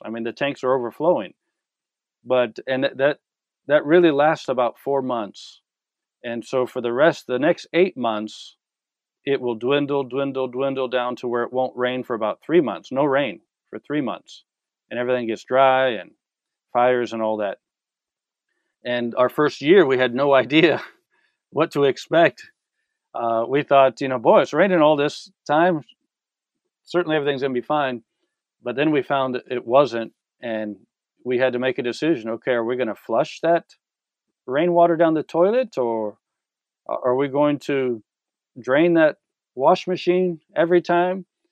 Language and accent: English; San Diego, California, United States; moved away as an adult; I'm from San Diego, from a big city.